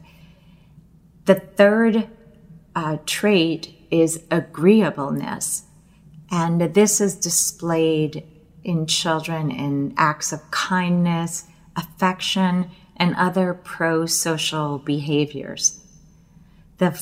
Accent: United States; I was born in the United States

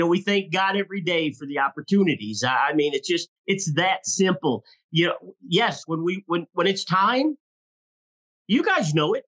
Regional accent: Illinois, United States; moved away as an adult; also born or lived in Southern Colorado; now in Colorado, United States; we were born and raised in Illinois

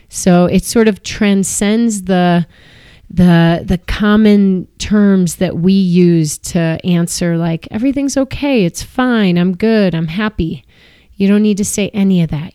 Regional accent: Chicago, Illinois, United States; I grew up in Chicago, which is right in the middle of the country and landlocked

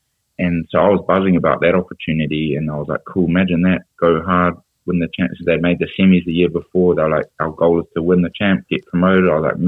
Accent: Scotland, United Kingdom; I had not long from being a Scottish international

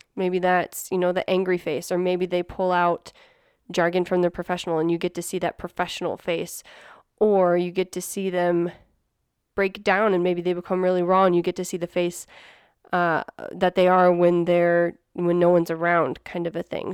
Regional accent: Midwest, United States; now in New Mexico, United States; Neil and I grew up in the Midwest

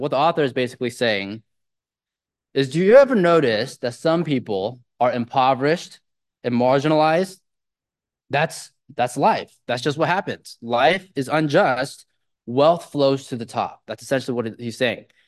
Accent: Silicon Valley, California, United States; I grew up in the Silicon Valley

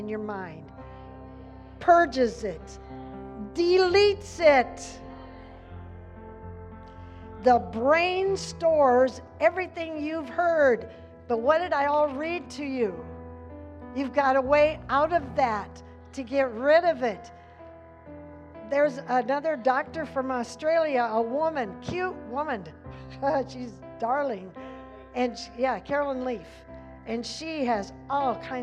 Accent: Dodge, Nebraska, United States; I grew up in Dodge

